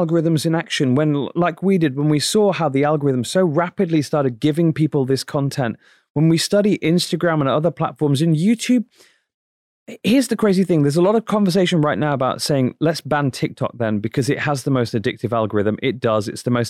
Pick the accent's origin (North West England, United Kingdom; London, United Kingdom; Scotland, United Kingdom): North West England, United Kingdom; Manchester; like we were when I was growing up in Manchester, England, you know, 30, 40 years ago.